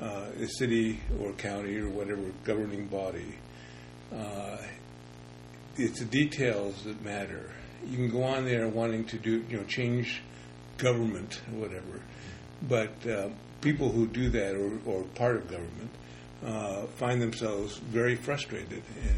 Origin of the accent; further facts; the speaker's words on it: Los Angeles, California, United States; moved away as an adult; also born or lived in Sunnyvale, California / Portland, Oregon; now in Oregon, United States; I was born in Los Angeles. I grew up in East LA until I was 12, and then Silicon Valley, before it was Silicon Valley, Sunnyvale, California, until I was 18